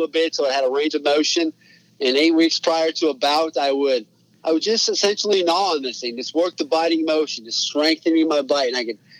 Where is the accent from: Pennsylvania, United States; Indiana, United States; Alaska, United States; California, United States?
Alaska, United States; I'm born and raised in Alaska.